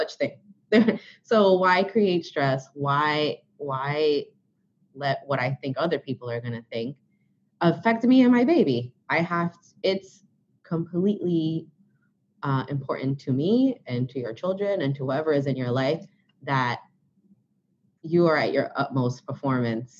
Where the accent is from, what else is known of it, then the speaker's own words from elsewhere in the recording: New York City, New York, United States; I am from Brooklyn